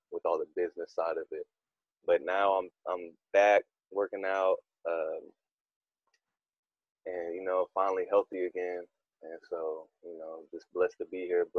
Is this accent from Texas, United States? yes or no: yes; Fort Worth, Texas, United States; I'm from Westside, Fort Worth